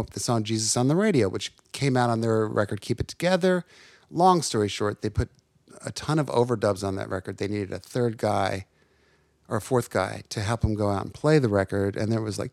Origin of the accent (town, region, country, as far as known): Livingston, New Jersey, United States; born or raised there; also born or lived in Lancaster, Pennsylvania; now in Nashville, United States